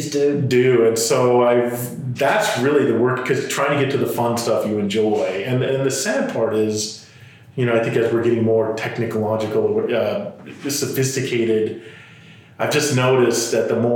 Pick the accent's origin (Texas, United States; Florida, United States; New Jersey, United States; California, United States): California, United States; San Diego; accent: Southern California; I grew up in Southern California